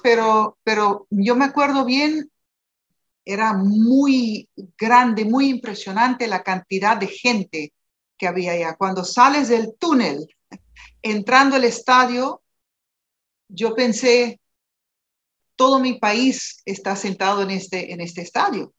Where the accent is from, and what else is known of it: Aruba